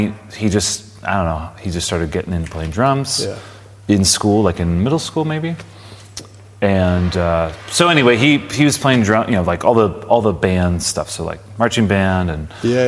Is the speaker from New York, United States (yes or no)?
no; Palm Springs, California, United States; So I grew up in Palm Springs